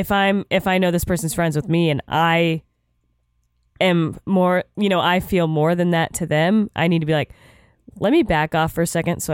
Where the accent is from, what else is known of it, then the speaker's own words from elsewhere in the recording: Florida, United States; moved away; I came from Florida, you grew up in some parts that were conservative too.